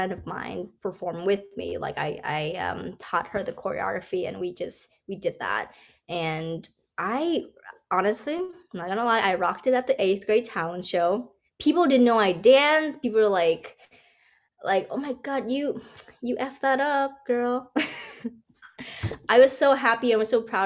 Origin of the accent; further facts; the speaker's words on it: Hawaii, United States; moved away as an adult; also born or lived in New York City; I'm from Hawaii. And I always felt like I'm trapped on an island.